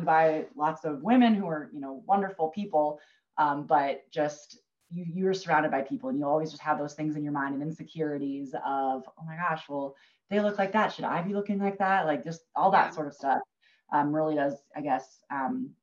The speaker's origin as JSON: {"language": "English", "region": "Minnesota", "country": "United States", "tie": "born or raised there", "also_born_or_lived": "Kansas / Kansas City, Missouri", "moved": "as an adult", "lives_now": "Denver, United States", "said": "I'm from Minnesota originally. So we grew up camping northern Minnesota"}